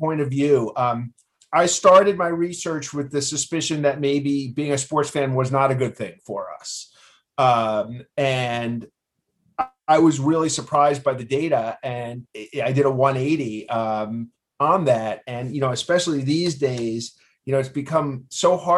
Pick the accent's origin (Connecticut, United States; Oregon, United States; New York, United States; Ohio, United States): New York, United States; New York City; I grew up in Queens.